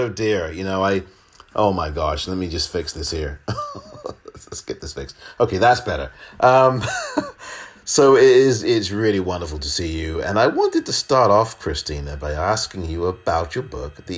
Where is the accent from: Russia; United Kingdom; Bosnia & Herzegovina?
United Kingdom; Pinner, London; moved away; I'm actually originally from England